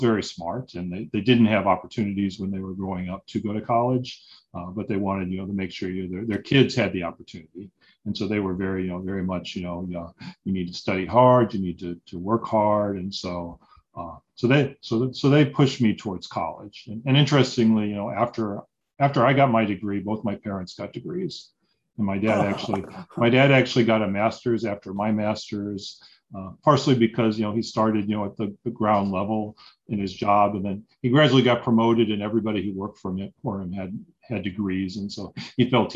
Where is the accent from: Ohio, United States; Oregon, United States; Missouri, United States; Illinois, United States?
Missouri, United States; Warrenton; I grew up in a little town called Warrenton, Missouri